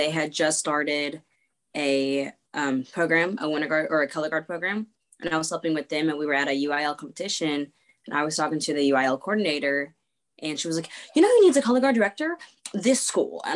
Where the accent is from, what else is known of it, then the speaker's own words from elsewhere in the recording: North Texas, United States; I am from North Texas.